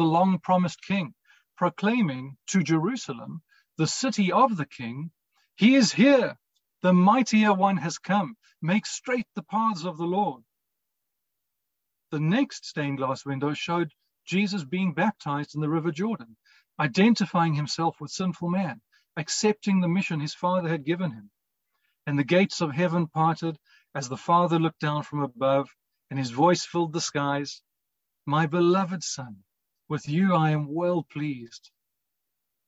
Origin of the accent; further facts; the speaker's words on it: Cape Town, Western Cape, South Africa; St. Michael's in Rondebosch in Cape Town was where my family and I attended. It wasn't far from home, and I was there at least three times a week